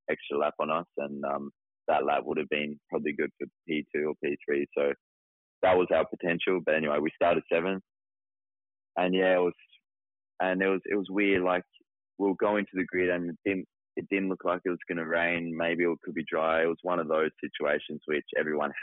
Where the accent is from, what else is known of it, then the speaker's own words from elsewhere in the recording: Tasmania, Australia; I'm from Tasmania, you know, it's raining bloody 24/7, so I'm used to the rain